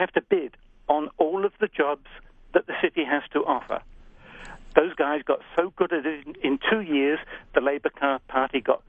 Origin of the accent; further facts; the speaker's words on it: England, United Kingdom; now in Canada; I come from England, as you can probably tell from my accent.